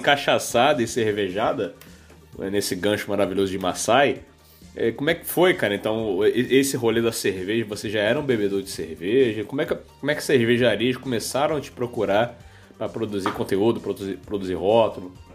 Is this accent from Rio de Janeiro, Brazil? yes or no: yes; Rio de Janeiro, Brazil; eu sou carioca, crescido aí no, no subúrbio de Janeiro